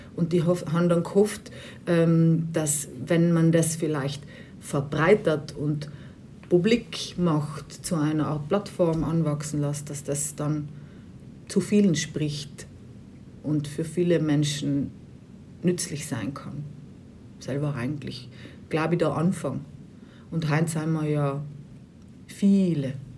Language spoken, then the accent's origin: German; Bruneck, Trentino-Alto Adige, Italy; moved away; Ich bin eigentlich aus Bruneck ursprünglich.